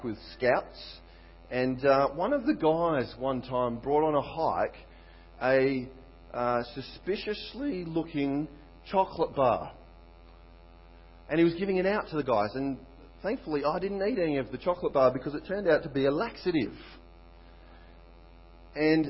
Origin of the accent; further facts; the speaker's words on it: Australia; I'm Aussie.